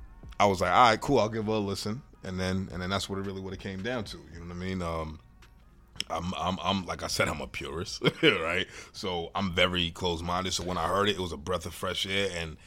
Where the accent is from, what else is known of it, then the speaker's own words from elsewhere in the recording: Boston, Massachusetts, United States; I grew up on Rector Road, right up the street from you.